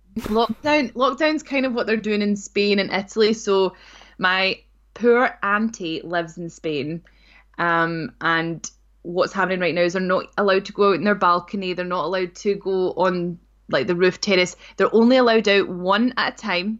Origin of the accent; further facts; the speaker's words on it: North Ayrshire, Scotland, United Kingdom; I grew up in North Ayrshire